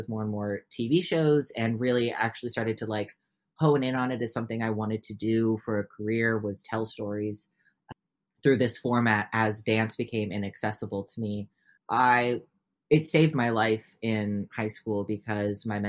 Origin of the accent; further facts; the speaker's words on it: Oregon, United States; first language English; born and raised in Oregon, only speak English